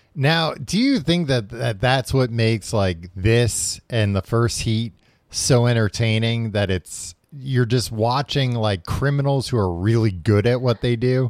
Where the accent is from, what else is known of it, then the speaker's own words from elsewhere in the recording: New York, United States; growing up in New York